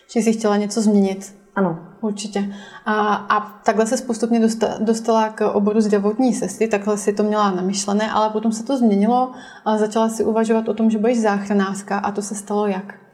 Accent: Mrtník, Plzeň Region, Czechia; Já pocházím z malé vesnice Mrtník

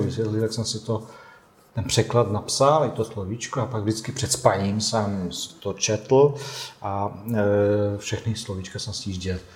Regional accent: Tuzla, Federation of Bosnia and Herzegovina, Bosnia & Herzegovina; Czech is a second language; moved away as an adult; also born or lived in Tušimice, Czech Republic; now in Plzeň, Czech Republic; já pocházím z Bosny a Hercegoviny

